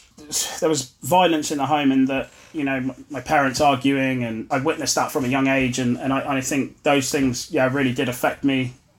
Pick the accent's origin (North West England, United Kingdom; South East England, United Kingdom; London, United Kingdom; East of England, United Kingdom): East of England, United Kingdom; Ipswich; So I grew up in Ipswich and had six brothers and sisters.